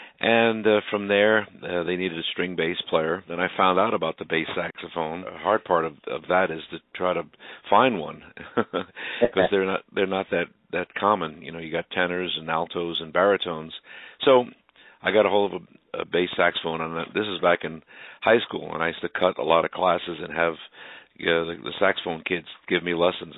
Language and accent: English; Brooklyn, New York, United States; Well, it's been really great being here based